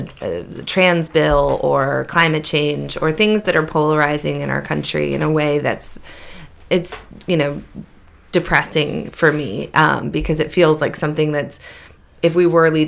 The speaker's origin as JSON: {"language": "English", "town": "Beverly", "region": "Massachusetts", "country": "United States", "tie": "born or raised there", "moved": "as an adult"}